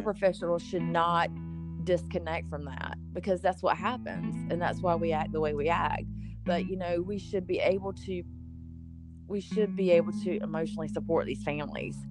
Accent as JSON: {"language": "English", "region": "the South", "country": "United States", "tie": "born or raised there", "said": "I was born and raised in the South, so I'm just I'm just a Southern girl"}